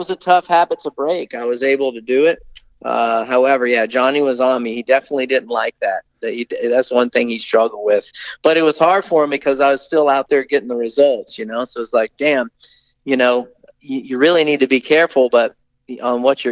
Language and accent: English; Tallahassee, Florida, United States; also born or lived in California; growing up in Tallahassee, Florida